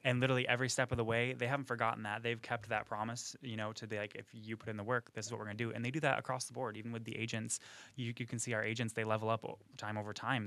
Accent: McGraw, New York, United States; moved away as an adult; now in Florida, United States; I'm from a really small town called McGraw. It's, uh, up in New York.

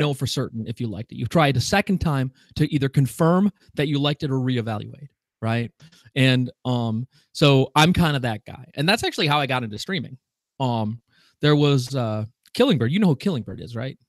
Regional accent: Wisconsin, United States; I'm from Wisconsin, so, which is almost Canada

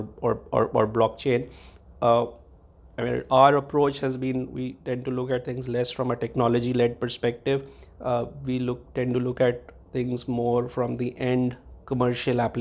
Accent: India; I grew up in India, and I did my education in India

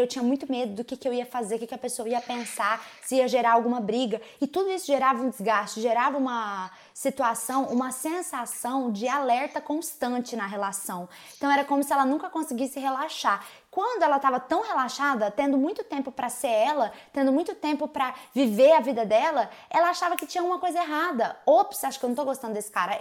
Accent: Uberaba, Minas Gerais, Brazil; Eu cresci ouvindo essas músicas, porque sou de Uberaba, Minas Gerais, beijo pra minha terra raiz

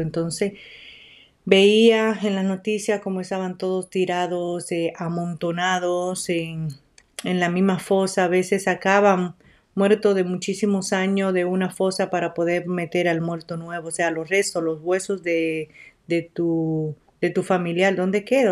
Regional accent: La Romana, Dominican Republic; now in United States; yo soy de la República Dominicana. Ah, me crié en el pueblo de la Romana.

